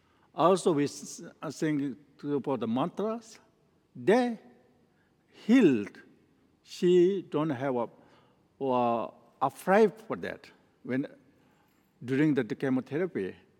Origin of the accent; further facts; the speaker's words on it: Nepal; English is a second language; moved away; also born or lived in northern India; I was born in Nepal and I grew up and I studied in a Menri monastery in northern in India. Then I studied there for 15 years